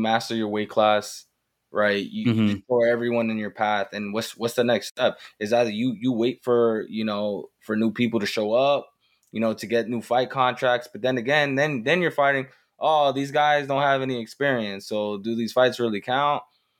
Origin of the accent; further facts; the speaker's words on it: New York, United States; I'm a New Yorker.